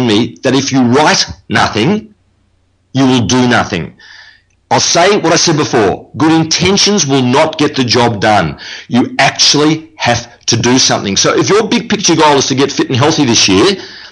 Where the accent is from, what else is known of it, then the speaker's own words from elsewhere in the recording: Melbourne, Victoria, Australia; that's where I'm from Melbourne, Australia